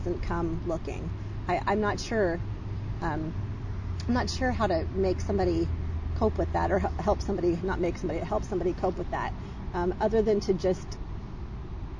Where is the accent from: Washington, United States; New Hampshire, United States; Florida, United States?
Washington, United States; Seattle; now in Boise, United States; growing up in Seattle